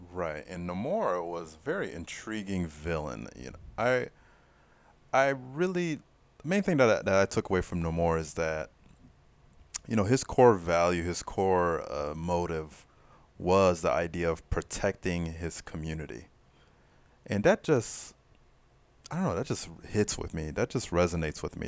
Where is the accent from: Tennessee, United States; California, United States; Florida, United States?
Florida, United States; Fort Lauderdale; I'm from Fort Lauderdale